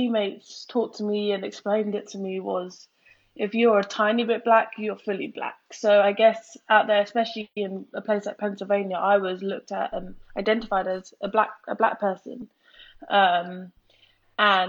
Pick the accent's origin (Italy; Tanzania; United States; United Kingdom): United Kingdom; Worthing, South East England; I'm from Worthing, which is a predominantly white town. So growing up, I always felt different.